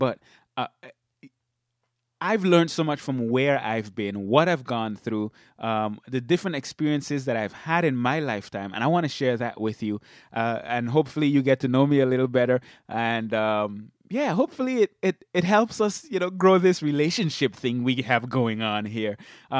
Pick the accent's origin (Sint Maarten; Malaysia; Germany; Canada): Sint Maarten; now in Michigan, United States; And people always ask me why I moved from St. Martin. But I grew up there in St. Martin. I lived a relatively laid-back lifestyle.